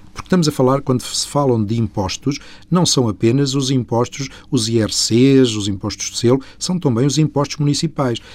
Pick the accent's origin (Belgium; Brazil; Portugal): Portugal; somos nós portugueses